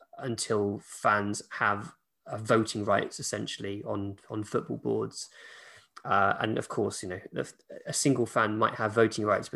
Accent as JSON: {"language": "English", "region": "England", "country": "United Kingdom"}